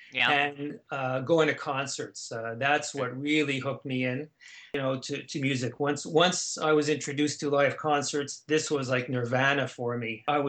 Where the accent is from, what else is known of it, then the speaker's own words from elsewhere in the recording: Canada; Growing up in Canada, we were exposed to the same type of folk music.